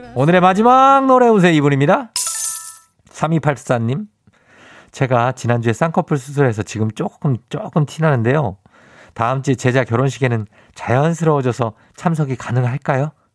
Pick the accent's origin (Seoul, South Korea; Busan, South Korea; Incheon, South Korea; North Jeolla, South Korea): Seoul, South Korea; 신암초 91년 2월에 졸업했습니다